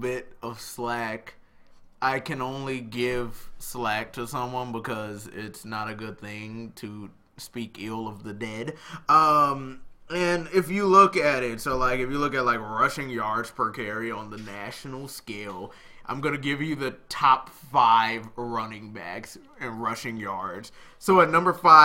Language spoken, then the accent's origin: English; Illinois, United States; It's my home state